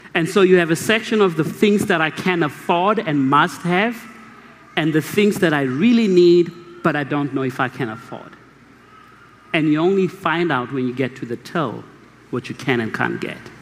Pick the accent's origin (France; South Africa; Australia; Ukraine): South Africa; Mahikeng, North West; English is a second language; also born or lived in Kimberley, South Africa; I was born in Kimberley and I grew up in Mahikeng